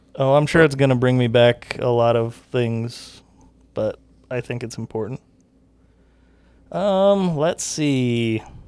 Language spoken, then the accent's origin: English; the West, United States; we grew up in the West where everything is so spread out